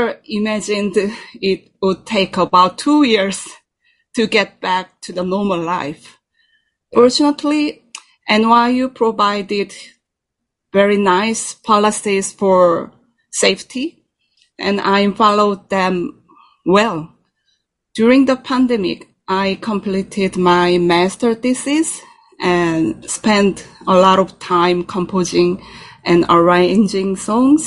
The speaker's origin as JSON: {"language": "English", "country": "South Korea", "tie": "born or raised there", "also_born_or_lived": "Netherlands", "second_language": "English", "moved": "as an adult", "lives_now": "New York City, United States", "said": "I was born in Korea"}